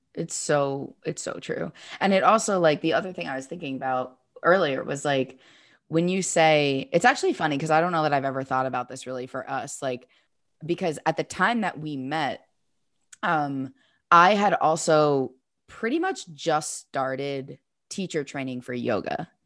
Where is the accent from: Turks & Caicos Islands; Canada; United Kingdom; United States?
United States; New York; moved away as an adult; now in Southern California, United States; I grew up in New York